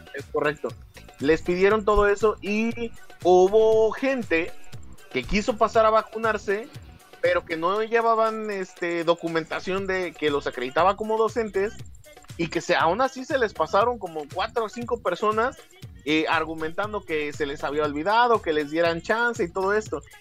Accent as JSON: {"language": "Spanish", "country": "Mexico", "said": "como pinches mexicanos que somos"}